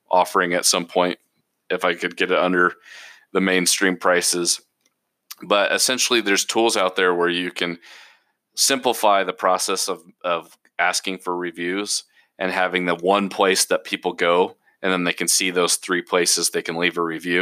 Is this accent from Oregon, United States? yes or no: yes; Portland, Oregon, United States; moved away; I'm originally from Portland, Oregon.